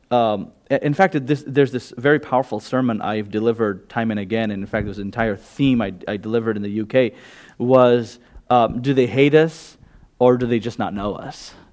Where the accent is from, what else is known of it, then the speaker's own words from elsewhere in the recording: Gujarat, India; first language Gujarati; English is a second language; I just straight up go to my mother tongue. I'm a Gujarati.